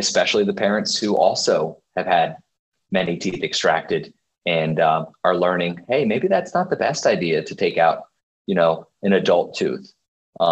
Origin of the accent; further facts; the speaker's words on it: Dover, Delaware, United States; I grew up in Dover, Delaware